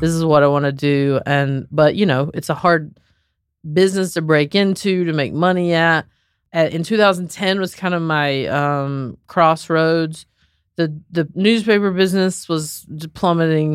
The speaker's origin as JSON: {"language": "English", "region": "Southern", "country": "United States", "also_born_or_lived": "Raleigh, North Carolina", "accent": "Southern", "said": "I'm, like, this Southern girl"}